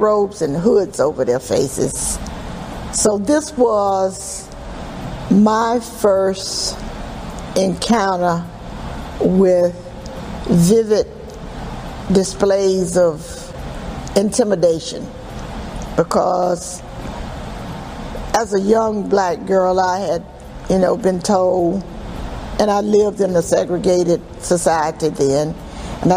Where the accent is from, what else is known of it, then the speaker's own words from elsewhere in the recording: Lakeland, Florida, United States; I was born in Lakeland, Florida.